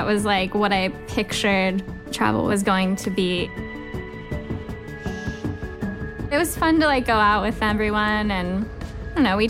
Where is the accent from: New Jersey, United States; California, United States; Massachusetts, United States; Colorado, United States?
California, United States; Santa Barbara; I'm 26 years old. I'm a nurse, and I'm from Santa Barbara, California.